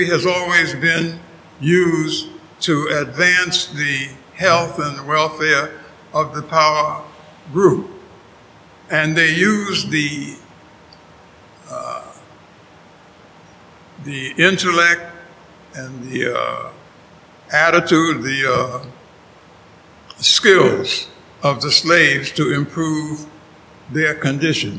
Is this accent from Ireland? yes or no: no; New York City, New York, United States; moved away as an adult; also born or lived in Nashville, Tennessee; now in Miami, United States; I grew up, I was born in New York City